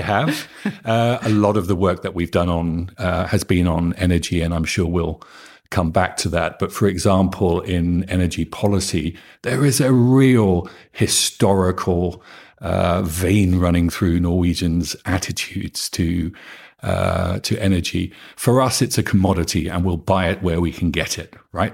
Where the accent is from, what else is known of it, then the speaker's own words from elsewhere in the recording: Norfolk, East of England, United Kingdom; moved away as an adult; now in Norway; I come from Norfolk, which is the flattest county in England.